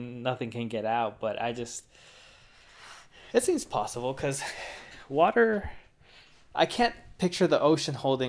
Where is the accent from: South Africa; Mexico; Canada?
Mexico; born there; because I was born in Mexico and my dad built a house in Mexico a couple years ago.